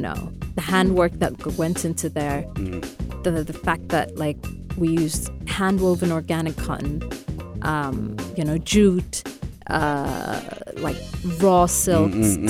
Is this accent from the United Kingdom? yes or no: no; Khartoum, Sudan; born there; See, I was born in Sudan, in Khartoum.